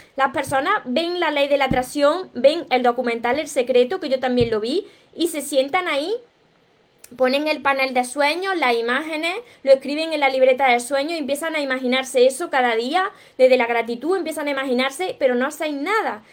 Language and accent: Spanish; Córdoba, Andalusia, Spain; yo soy cordobesa, de España